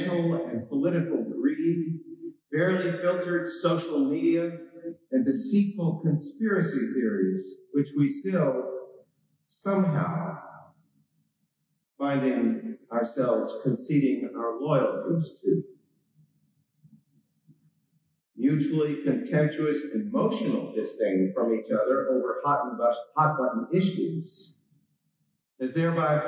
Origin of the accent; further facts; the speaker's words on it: Alabama, United States; moved away; also born or lived in Manchester, New Hampshire; as a 14-year-old growing up in Alabama